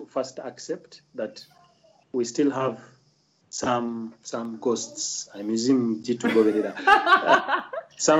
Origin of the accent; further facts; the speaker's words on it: Uganda; I'm a banker, a Ugandan of course